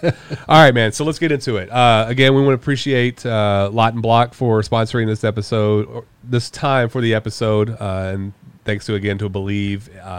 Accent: Houston, Texas, United States; I grew up in Houston in the mid-90s. And so I was a diehard Rockets fan.

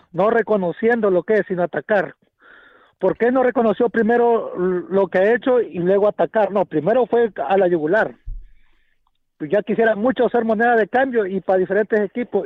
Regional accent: Mexico; now in South Carolina, United States; yo soy mexicano

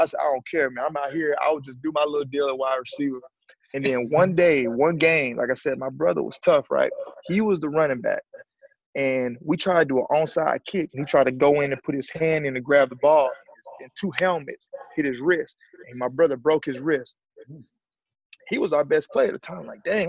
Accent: Alabama, United States; I'm from Alabama, man. I grew up a two-parent home.

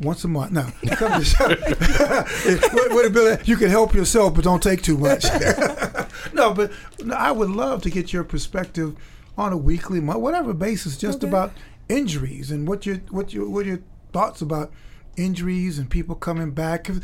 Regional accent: Chicago, Illinois, United States; I grew up in Chicago

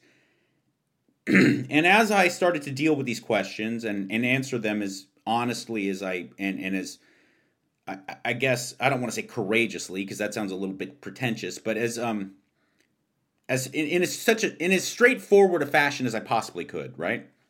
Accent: Pasadena, California, United States; my hometown of Pasadena, California

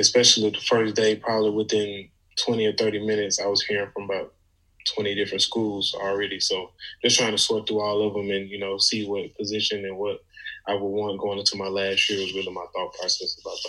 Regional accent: Clinton, Mississippi, United States; My hometown is Clinton, Mississippi.

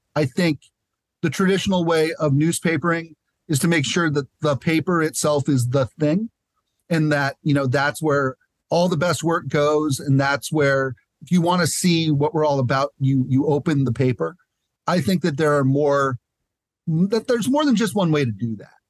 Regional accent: San Diego, California, United States; moved away as an adult; also born or lived in Tucson, Arizona; I'm back in San Diego, it, uh, you know, my hometown. Uh, grew up over in the college area

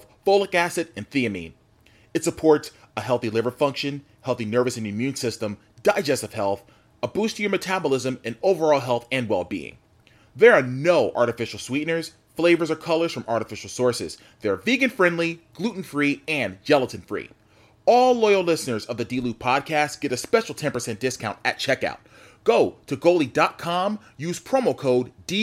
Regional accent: Newark, New Jersey, United States; we grew up in Newark

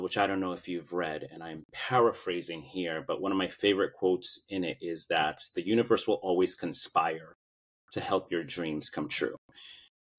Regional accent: New York City, New York, United States; moved away as an adult; now in Los Angeles, United States; I currently live in Los Angeles, but I was born and raised in Brooklyn, New York. I moved out here in 2006

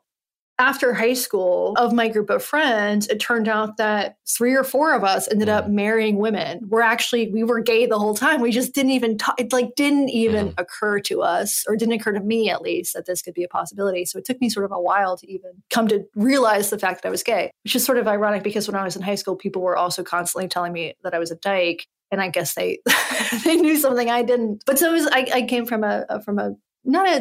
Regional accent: Western North Carolina, United States; moved away; I'm from Western North Carolina. I came from a place where I didn't know any gay people. There was like two gay boys, two out boys in my high school

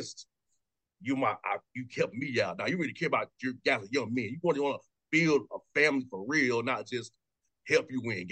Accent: Atlanta, Georgia, United States; I'm from Atlanta

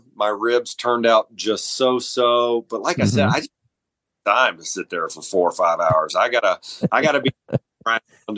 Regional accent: Memphis, Tennessee, United States; now in Mississippi, United States; I'm from Memphis, Tennessee originally

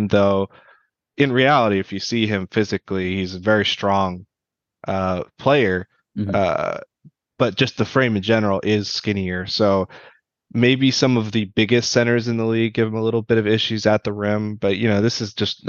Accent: Virginia, United States; I grew up in Virginia

